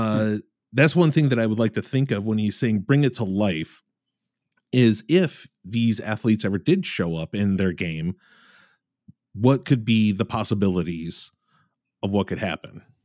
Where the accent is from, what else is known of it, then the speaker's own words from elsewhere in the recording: Michigan, United States; I'm from Michigan